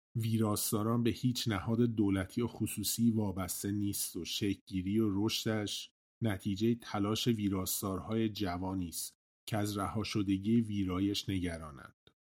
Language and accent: Persian; Iran; first language Persian; منم به عنوان یه ایرانی طبیعتا کشورم رو خیلی دوست دارم برام خیلی عزیز مهم خاکمه جایی که توش به دنیا اومدم و بزرگ شدم